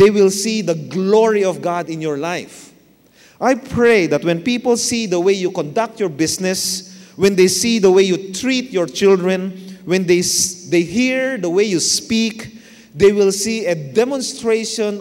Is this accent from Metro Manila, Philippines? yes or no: yes; Manila, Metro Manila, Philippines; I was born in Manila, Tondo, Manila. I grew up in Manila.